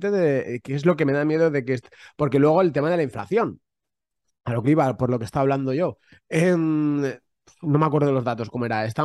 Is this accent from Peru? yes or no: no; Catalonia, Spain; soy muy catalán, soy muy a la pala es la pala